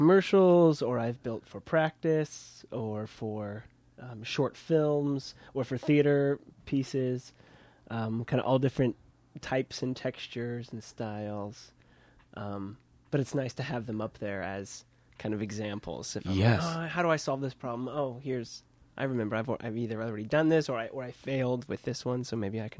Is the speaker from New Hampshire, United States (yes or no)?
no; Kansas, United States; moved away as an adult; now in Brooklyn, United States; So I'm from Kansas.